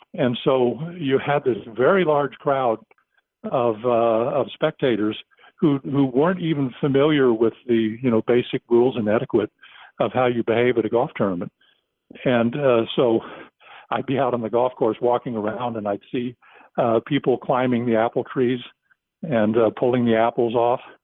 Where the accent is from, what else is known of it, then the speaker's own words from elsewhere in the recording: United States; accent: American; my American accent